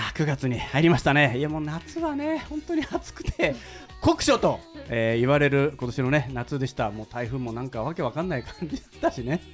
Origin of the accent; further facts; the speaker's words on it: Shimonoseki, Yamaguchi, Japan; 下関市というところの生まれて育ったんですけど